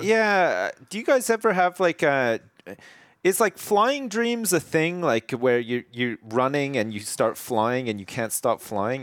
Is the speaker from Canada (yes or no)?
yes; Canada; moved away; definitely where I grew up in Canada